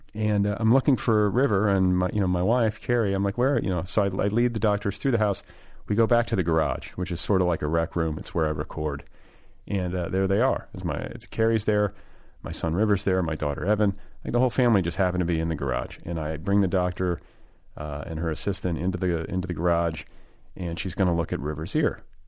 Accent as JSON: {"language": "English", "town": "Indianapolis", "region": "Indiana", "country": "United States", "tie": "born or raised there", "said": "where I grew up in Indianapolis"}